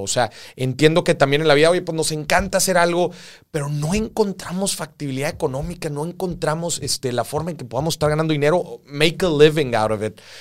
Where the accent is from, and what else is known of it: Mexico